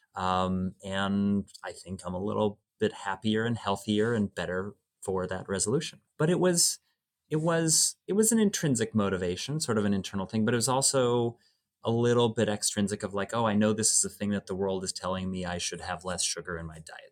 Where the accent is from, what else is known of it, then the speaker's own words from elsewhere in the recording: Oregon, United States; moved away; I grew up in Oregon